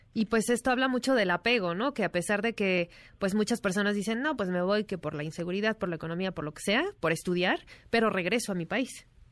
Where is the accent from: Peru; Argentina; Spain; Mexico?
Mexico; con mucho orgullo que somos mexicanos